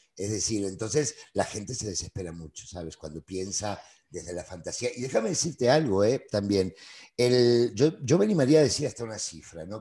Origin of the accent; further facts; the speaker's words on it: Buenos Aires, Argentina; moved away as an adult; also born or lived in Spain; now in Mexico; yo nací, nací hace algunos años, digo, en, Buenos Aires, Argentina